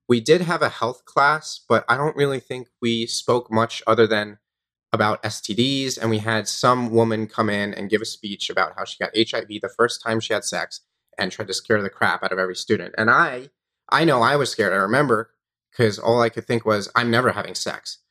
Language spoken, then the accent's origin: English; Long Island, New York, United States; I grew up in New York on Long Island